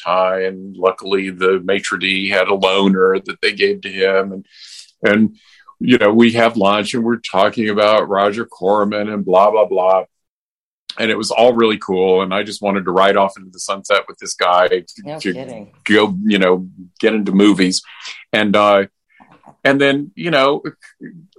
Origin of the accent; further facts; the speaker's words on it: Asheville, North Carolina, United States; moved away as an adult; I grew up in Asheville, North Carolina, and went to college in South Carolina.